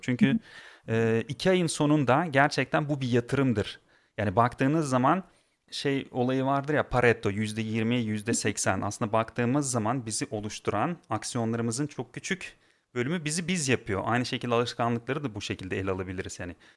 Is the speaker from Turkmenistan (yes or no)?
yes; Turkmenistan; moved away as an adult; now in Turkey; Ben aslen Türkmenistanlıyım. Türkiye'ye sanırım 12 sene önce geldim.